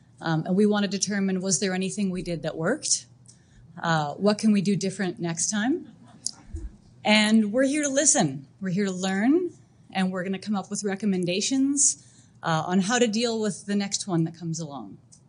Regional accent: Calgary, Alberta, Canada; I am a lawyer from Calgary, Alberta.

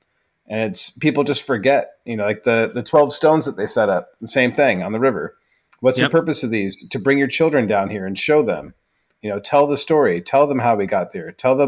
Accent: Idaho, United States; No, we're from Idaho. And everyone's eyes just get big. Like, what brought you out here from Idaho?

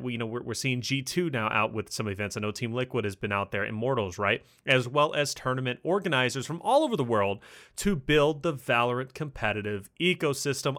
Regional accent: Kentucky, United States; accent: Kentucky; I'm from Kentucky

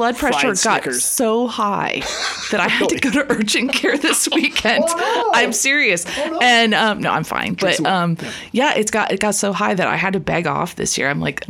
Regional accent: Midwest, United States; also born or lived in Chicago; now in Sonoma County, United States; I grew up in the Midwest.

